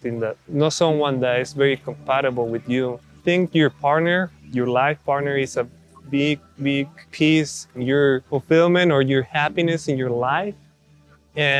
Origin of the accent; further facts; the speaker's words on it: Mexico; moved away as an adult; now in United States; I'm from Mexico, grew up over there, and then moved to the States to do my bachelor's and master's degree